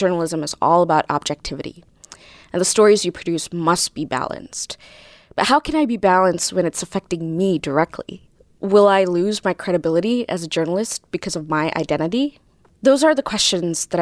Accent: Jakarta, Indonesia; moved away as an adult; now in United States; I was born and raised in Jakarta, the capital city of Indonesia, and I moved to the U.S. 5 years ago for college

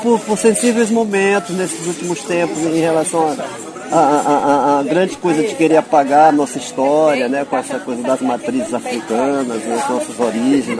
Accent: São Luís, Maranhão, Brazil; moved away as an adult; also born or lived in Bacurituba, Maranhão; now in Rio de Janeiro, Brazil; minha referência maior já é o bairro da Liberdade, onde eu me criei

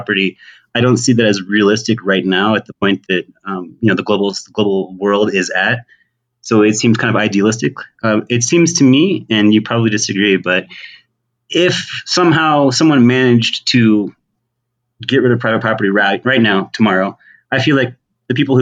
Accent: Dallas, Texas, United States; moved away as an adult; also born or lived in Brownsville, Texas / Colombian-Venezuelan border; I was born in Texas and am outside of Dallas, but later in my adolescence, spent a lot of time in the border areas.

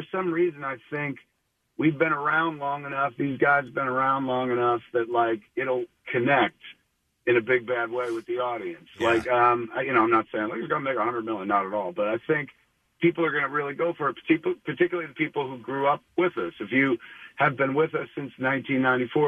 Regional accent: Highlands, United States; now in Los Angeles, United States; I come to Highlands, my hometown, parking in front of my old home, 21 Jackson Street, and then I go replicating the walk that I used to take to high school

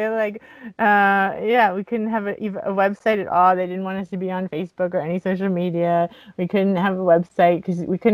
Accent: Miami, Florida, United States; I grew up in Miami, so there's a lot of Santeria

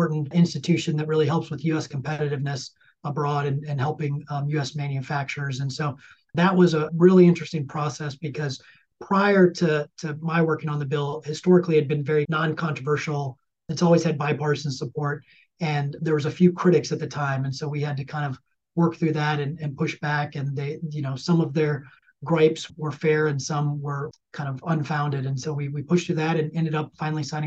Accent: Ozaukee County, Wisconsin, United States; moved away as an adult; now in Washington, D.C., United States; my home county of Ozaukee County.

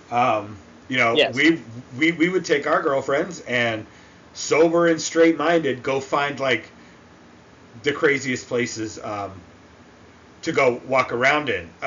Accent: New England, United States; I guess I've always been kind of fascinated with that stuff. Maybe growing up in New England.

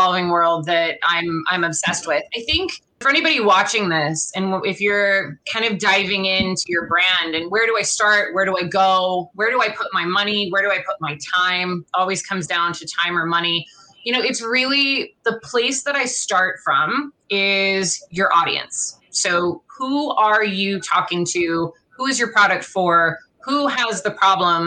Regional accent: Los Angeles, California, United States; I grew up here in Los Angeles

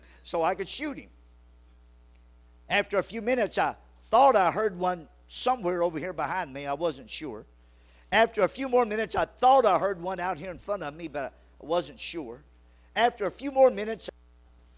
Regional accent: Louisiana, United States; I grew up in Louisiana

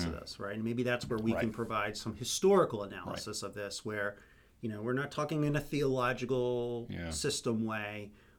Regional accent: United States; We're American.

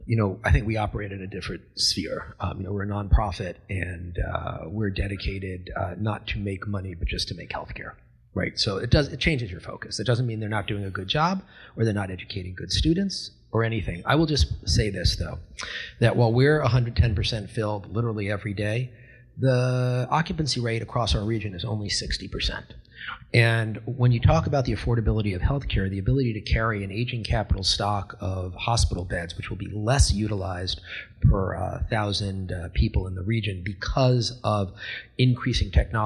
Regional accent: Florida, United States; I come from South Florida.

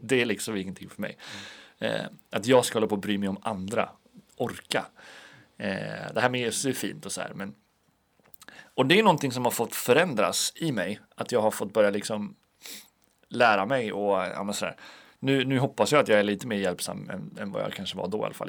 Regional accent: Alunda, Uppsala County, Sweden; now in Linköping, Sweden; hemma i Alunda där jag kommer ifrån

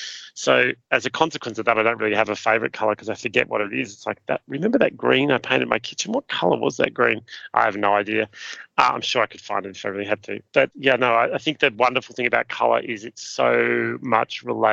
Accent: Ararat, Victoria, Australia; now in Sydney, Australia; I from my point of view, I'm from Ararat. That's where I live in inverted commas. It's my home. And yet I've lived in Sydney longer than that.

